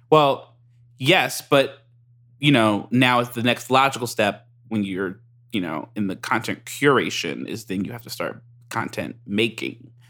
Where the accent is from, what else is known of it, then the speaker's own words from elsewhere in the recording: United States; I'm American